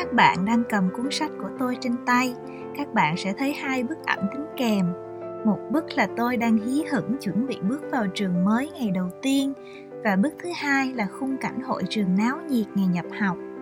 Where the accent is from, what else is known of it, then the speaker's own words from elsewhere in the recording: Vietnam; moved away; tôi là người Việt Nam